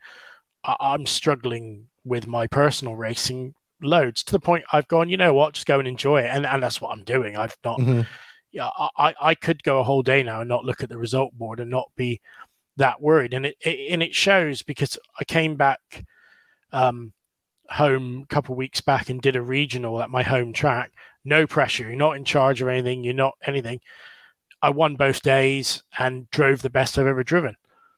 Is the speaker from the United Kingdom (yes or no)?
yes; England, United Kingdom; at EOS, they showed a lot of passion, but it was a little bit too much for me, being English and being a little bit like